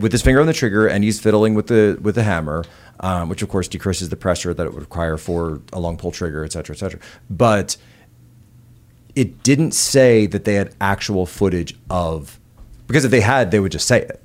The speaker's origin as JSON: {"language": "English", "area": "eight miles out of Philadelphia", "region": "Pennsylvania", "country": "United States", "tie": "born or raised there", "moved": "yes", "said": "the house I was born in was something like eighty-four years old. by the time I, uh, was there, it was the house my father grew up"}